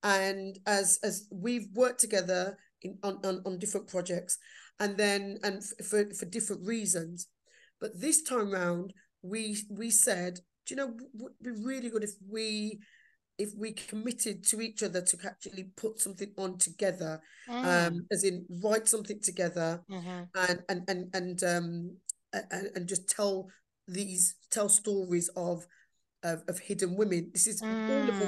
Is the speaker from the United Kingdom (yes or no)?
yes; Black Country, West Midlands, United Kingdom; accent: Black Country; I'm proud of my Black country accent